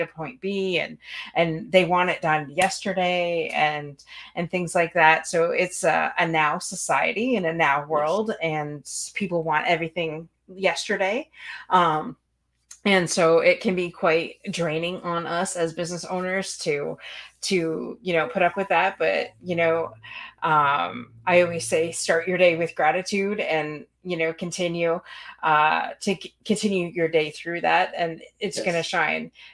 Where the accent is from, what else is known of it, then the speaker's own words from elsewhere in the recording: Canada; I'm born and raised in Canada, but my great grandmother was from Duran, Michigan